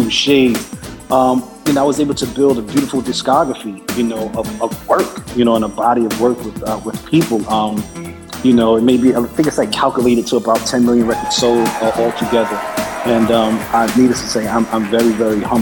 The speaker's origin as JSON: {"language": "English", "town": "New York City", "region": "New York", "country": "United States", "tie": "born or raised there", "also_born_or_lived": "Bronx, New York / Harlem, New York", "said": "I came from the Bronx at around 12, 13. When I moved to Harlem"}